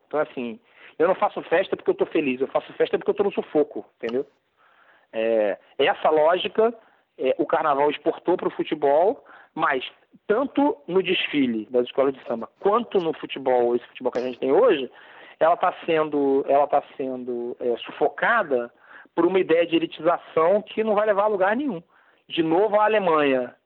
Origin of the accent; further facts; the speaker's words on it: Brazil; nós brasileiros